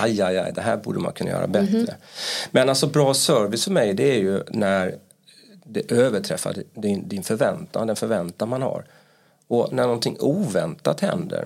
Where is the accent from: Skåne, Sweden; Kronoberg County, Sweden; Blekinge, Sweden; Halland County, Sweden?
Halland County, Sweden; Halmstad; accent: Halmstad dialect; now in Stockholm, Sweden; Jag kommer från Halmstad kanske kommer höras på min eh, dialekt